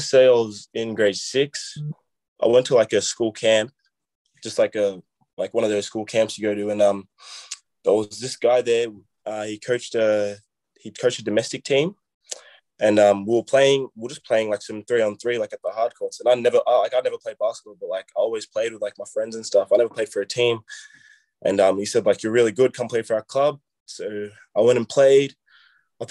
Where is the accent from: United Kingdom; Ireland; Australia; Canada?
Australia; I'm coming from Australia